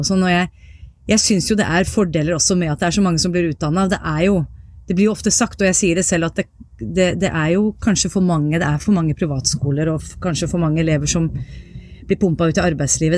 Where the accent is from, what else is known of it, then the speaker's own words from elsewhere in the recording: Viken, Norway; accent: East Norwegian; also born or lived in Tromsø; jeg er jo fra, fra Viken, og var, jeg har jo flytta bare et steinkast hjemmefra der hvor jeg vokste opp nå